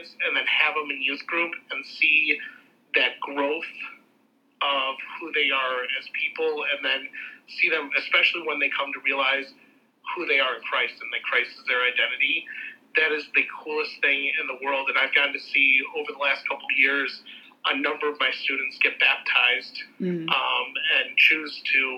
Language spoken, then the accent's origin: English; Chicago, Illinois, United States; I'm from the Chicagoland area